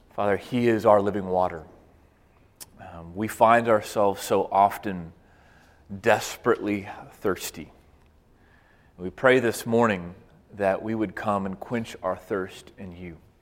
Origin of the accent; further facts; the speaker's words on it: Waco, Texas, United States; I grew up in Waco, Texas